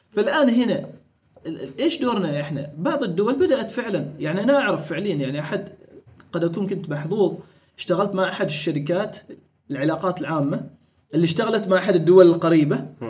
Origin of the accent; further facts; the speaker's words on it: Oman; كنا احنا الوحيدين عمانيين وبحرينيين اللي هم عرب ومسلمين